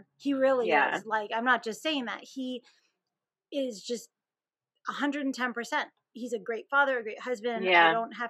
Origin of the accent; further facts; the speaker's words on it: Mineola, New York, United States; born there; So I was actually born on Long Island. I was born in Mineola, Long Island, which is right outside Queens.